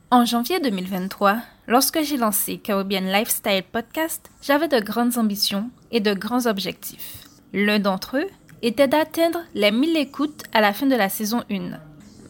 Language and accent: French; Guadeloupe; je suis originaire de l'archipel de la Guadeloupe